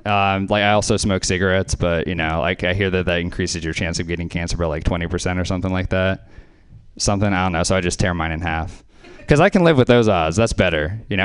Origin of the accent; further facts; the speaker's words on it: Louisiana, United States; So something else I liked about growing up in Louisiana being named … is you have a lot of company.